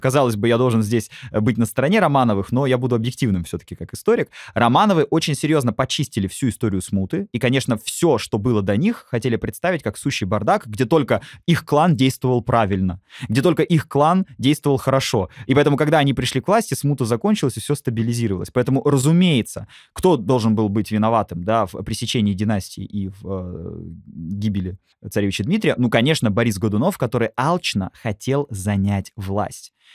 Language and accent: Russian; Moscow, Russia; Я сам как москвич